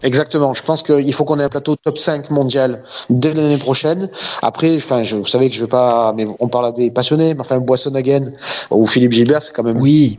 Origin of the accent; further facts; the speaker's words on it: Marseille, Provence-Alpes-Côte d'Azur, France; je suis Marseillais